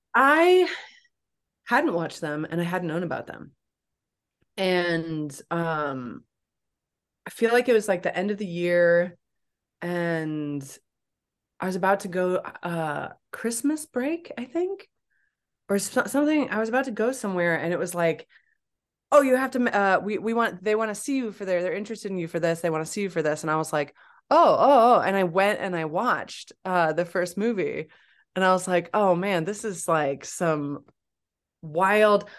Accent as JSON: {"language": "English", "town": "Champaign", "region": "Illinois", "country": "United States", "tie": "born or raised there", "said": "I grew up in Illinois, Champaign Urbana, Illinois"}